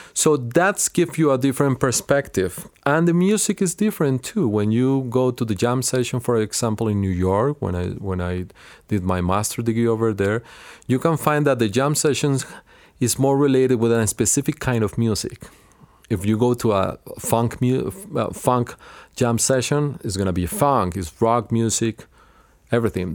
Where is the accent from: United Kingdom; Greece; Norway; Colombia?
Colombia; Cali, Valle del Cauca; English is a second language; moved away as an adult; also born or lived in Los Angeles / Illinois; now in United States; I grow up in Cali, which is the second city of Colombia